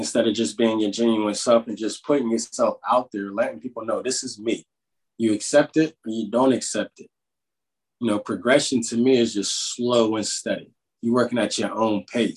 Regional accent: Pittsburgh, Pennsylvania, United States; accent: Pittsburgh

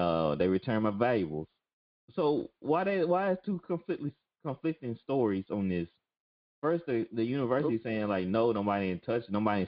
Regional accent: Jackson, Mississippi, United States; Jackson, Mississippi, my hometown, the capital

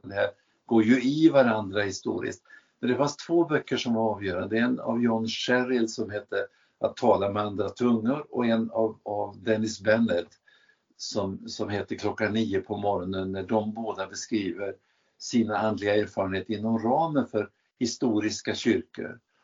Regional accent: Värmland, Sweden; jag kommer ifrån Värmland

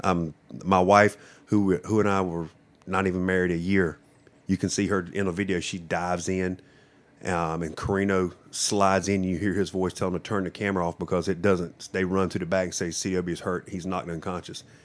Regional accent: Johnston County, North Carolina, United States; also born or lived in Japan; I grew up in Johnston County my whole life

